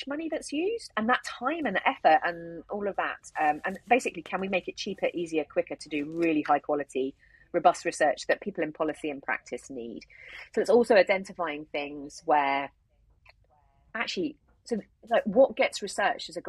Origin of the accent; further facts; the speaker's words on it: United Kingdom; we're British